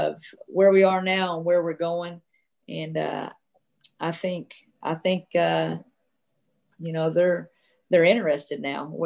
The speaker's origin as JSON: {"language": "English", "region": "Arkansas", "country": "United States", "tie": "born or raised there", "said": "I grew up, you know, of course, in Arkansas"}